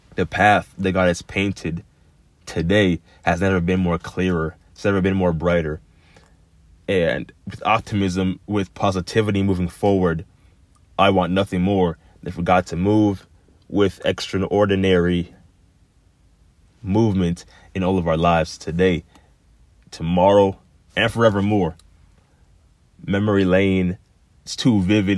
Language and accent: English; Florida, United States; growing up in Florida